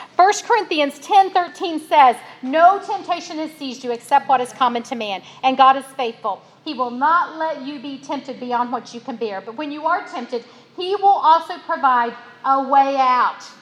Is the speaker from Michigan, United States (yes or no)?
no; West Virginia, United States; my daddy was a coal miner when I was born in West Virginia.